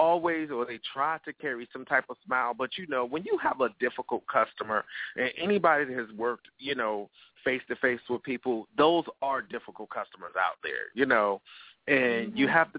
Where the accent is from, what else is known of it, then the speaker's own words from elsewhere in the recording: Virginia, United States; I'm from Virginia, born and bred